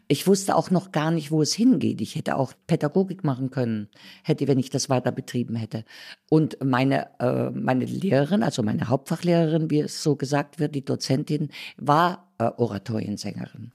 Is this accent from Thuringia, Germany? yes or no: yes; Thuringia, Germany; moved away as an adult; also born or lived in Berlin; dann in Thüringen geblieben